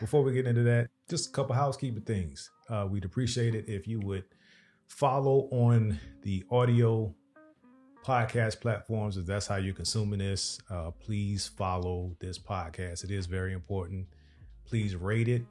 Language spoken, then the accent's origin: English; Virginia, United States; moved away as an adult; also born or lived in Dubai; now in Dallas-Fort Worth, United States; We are from Virginia, the seven five seven area to be exact